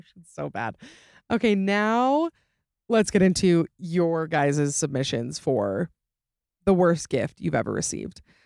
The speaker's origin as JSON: {"language": "English", "region": "Utah", "country": "United States", "tie": "born or raised there", "also_born_or_lived": "Georgia / Boston", "accent": "Utah accent", "said": "for twenty-six years of my life, I have lived in Utah."}